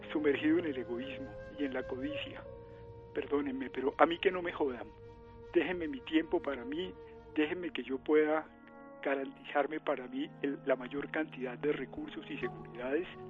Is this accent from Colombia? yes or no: yes; Colombia